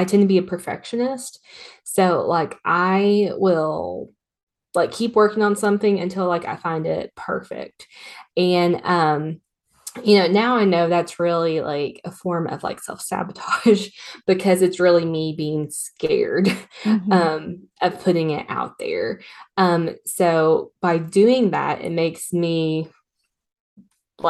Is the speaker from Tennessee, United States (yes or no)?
yes; Tennessee, United States; I'm from Tennessee